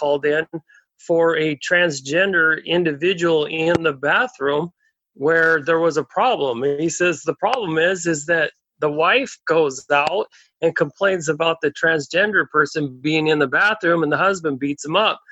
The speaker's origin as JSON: {"language": "English", "region": "Oregon", "country": "United States", "tie": "born or raised there", "said": "I was raised in Oregon"}